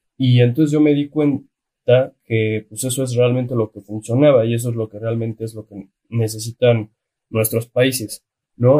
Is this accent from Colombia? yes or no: no; Mexico; Que lo tenemos de vecino en la frontera norte